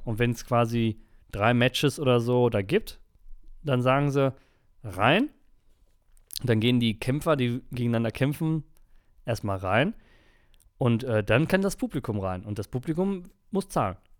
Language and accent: German; Germany; aus Deutschland